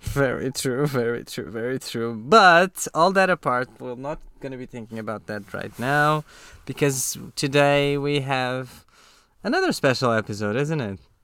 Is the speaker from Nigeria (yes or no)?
no; Tomar, Centro, Portugal; English is a second language; moved away as an adult; now in London, United Kingdom; We are both from the same city in Portugal. We grew up in Tomar.